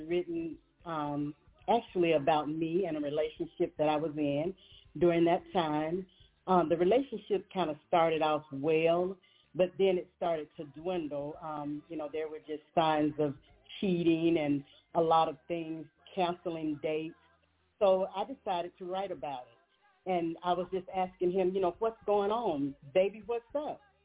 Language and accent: English; Montgomery, Alabama, United States; I'm hailing from Montgomery, Alabama, born here originally